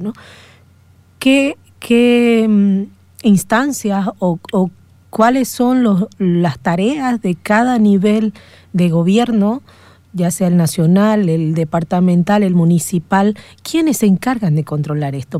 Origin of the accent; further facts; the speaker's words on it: Santa Cruz de la Sierra, Santa Cruz, Bolivia; nosotros como cruceños